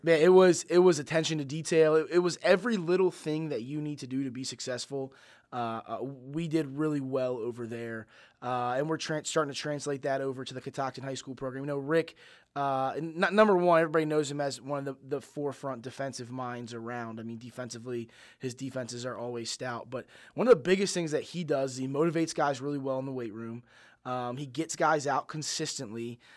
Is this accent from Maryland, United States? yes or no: yes; Mount Airy, Maryland, United States; I grew up in Mount Airy